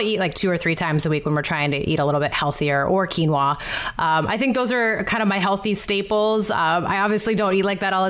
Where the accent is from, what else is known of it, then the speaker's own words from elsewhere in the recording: Montana, United States; moved away; I'm from Montana originally